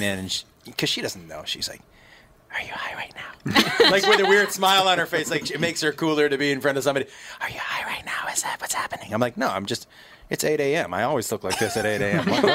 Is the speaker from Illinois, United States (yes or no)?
no; Massachusetts, United States; moved away; I grew up in Massachusetts